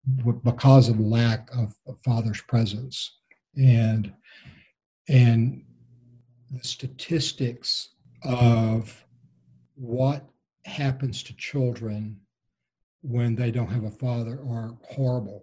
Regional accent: Texas, United States; now in The Woodlands, United States; I was raised in a small Texas Gulf Coast town that is about 60 miles due south of Houston, in very small town, 1950s Texas

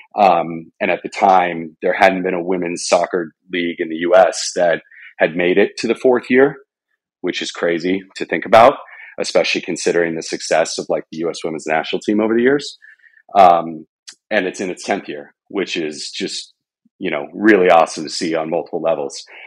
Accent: Arizona, United States; I grew up in Arizona.

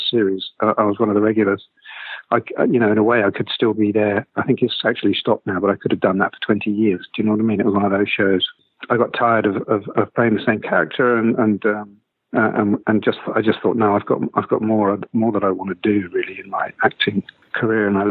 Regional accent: Lewes, South East England, United Kingdom; moved away as an adult; also born or lived in London; I'm from Lewes in East Sussex in England, and punk didn't get there until kind of 1980, really.

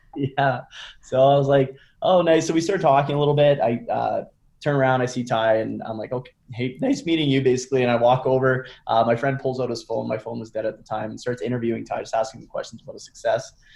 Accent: Canada; I'm from Canada

